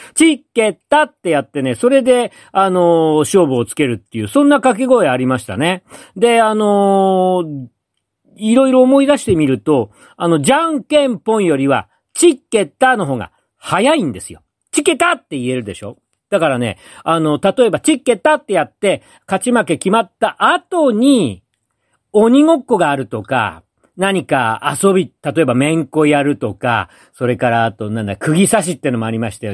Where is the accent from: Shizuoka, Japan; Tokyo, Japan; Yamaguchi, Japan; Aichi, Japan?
Tokyo, Japan; 私はあの、東京の山の手に生まれ育った、あ子供なんで